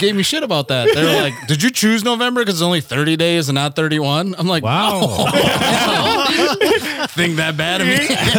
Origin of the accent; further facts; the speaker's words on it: Mole Lake, Wisconsin, United States; moved away as an adult; also born or lived in Milwaukee; now in Minneapolis, United States; Grew up, born and raised in Mole Lake, Wisconsin, on the reservation.